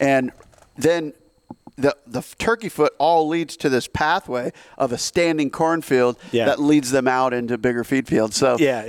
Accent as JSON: {"language": "English", "region": "Midwest", "country": "United States", "tie": "born or raised there", "said": "we're lucky we're from the Midwest"}